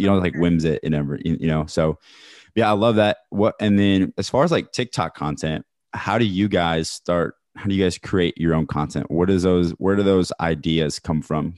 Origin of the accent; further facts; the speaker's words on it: Kansas City, Missouri, United States; I'm from Kansas City